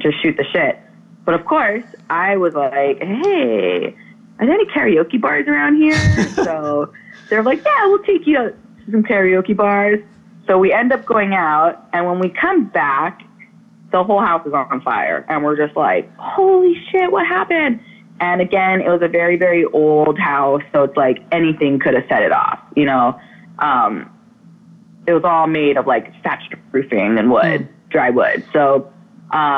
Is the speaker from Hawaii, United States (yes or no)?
yes; Oahu, Hawaii, United States; I'm from Oahu